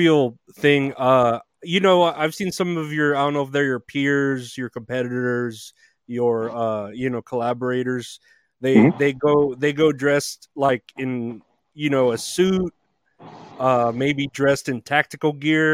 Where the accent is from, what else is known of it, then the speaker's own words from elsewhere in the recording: Uvalde, Texas, United States; moved away; I'm from Uvalde originally, Uvalde, Texas